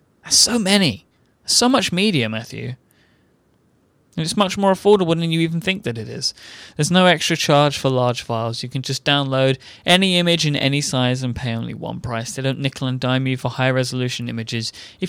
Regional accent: England, United Kingdom; I'm an Englishman.

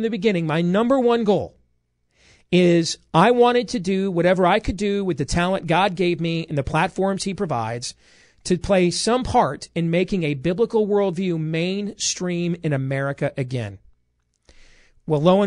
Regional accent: Des Moines, Iowa, United States; I'm a kid from Iowa. You know, I'm still a kid born to a 15-year-old mom at Iowa Lutheran Hospital 43 years ago

